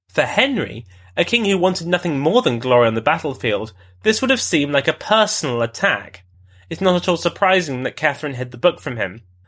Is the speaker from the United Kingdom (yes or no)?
yes; London, United Kingdom; my beloved home city of London